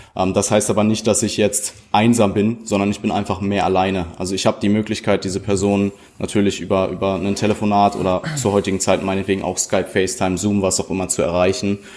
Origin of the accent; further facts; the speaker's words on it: Germany; Deutschland ist es, also so, da wo ich herkomme